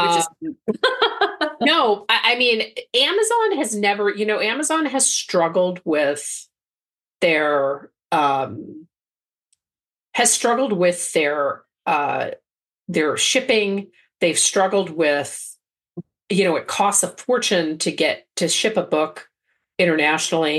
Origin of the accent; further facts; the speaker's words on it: Belgium; now in United States; I grew up in Belgium and, you know, I speak the language fluently.